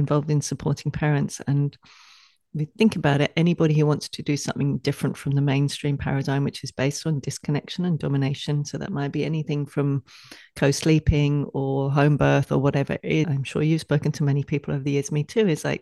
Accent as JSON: {"language": "English", "region": "England", "country": "United Kingdom", "tie": "born or raised there", "moved": "yes", "said": "growing up in England"}